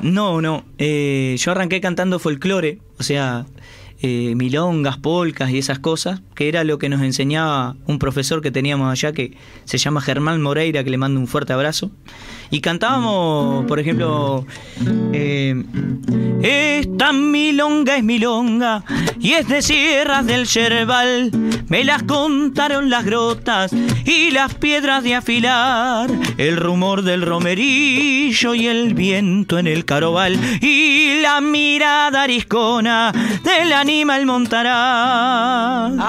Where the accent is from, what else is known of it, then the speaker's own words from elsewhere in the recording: Uruguay; somos, somos uruguayos